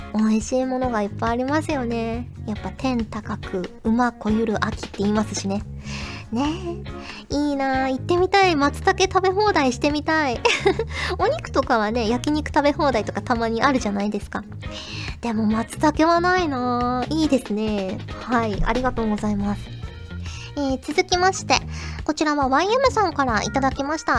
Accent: Kyushu, Fukuoka, Japan; 生まれも育ちも九州福岡

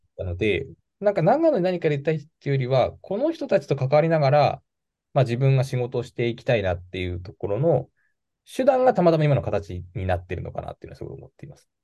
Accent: Nagano, Japan; moved away as an adult; also born or lived in Tokyo; 出身は長野市が出身です

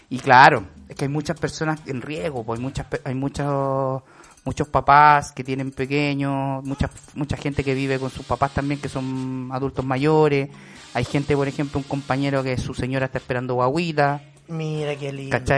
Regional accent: Santiago, Santiago Metropolitan Region, Chile; De Santiago, Chile.

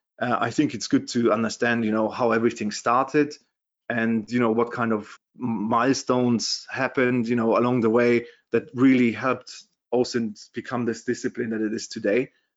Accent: Germany; accent: German; English is a second language; also born or lived in London, United Kingdom; as you can hear from my Terminator accent, I'm from Germany originally.

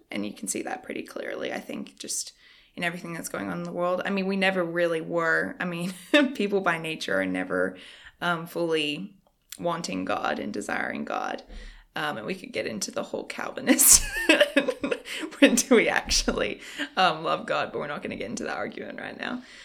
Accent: Australia; moved away as an adult; now in United States; I am from Australia. So, I moved here just a little under a year ago.

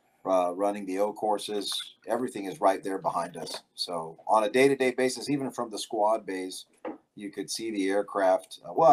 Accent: Harlingen, Texas, United States; also born or lived in Misawa Air Base, Japan; Well, originally I was born in Misawa Air Base, Japan, but most of my life is from Harlingen, Texas. My family's originally from Harlingen.

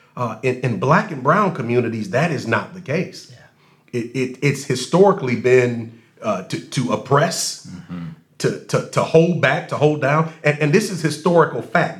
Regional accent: Racine, Wisconsin, United States; I grew up in Racine

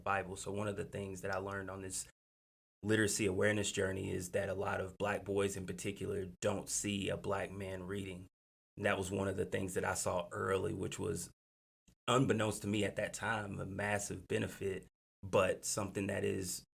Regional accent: Hazard, Kentucky, United States; growing up in Lotz Creek, Kentucky, in Hazard

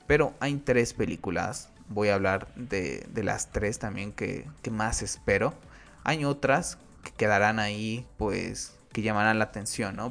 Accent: Mexico; aquí en mi país

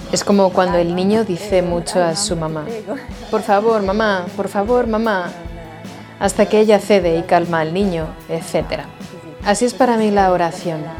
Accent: Lumezzane, Lombardy, Italy; tengo 50 años, soy esposa de Fausto desde hace 20 años y tenemos tres hijos. Giuseppe, Esther y Pierroberto... Roberto. Soy de Lumezzane, en la provincia de Brescia, Italia. En Italia.

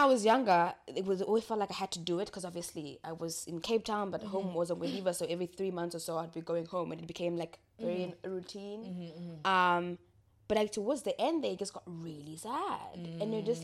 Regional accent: Ongwediva, Oshana, Namibia; I'm from Ngwediva, and you know how small our town is

